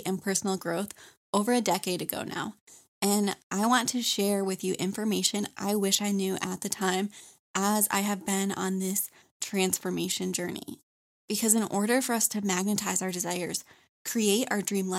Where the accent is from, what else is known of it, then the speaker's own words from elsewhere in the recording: Michigan, United States; now in North Carolina, United States; I live in North Carolina, but I was born and raised in Michigan